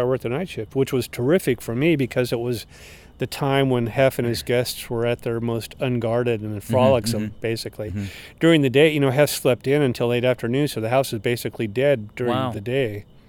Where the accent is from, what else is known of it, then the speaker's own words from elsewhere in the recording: Oregon, United States; moved away; growing up in Oregon, I had never met or never knowingly met a gay person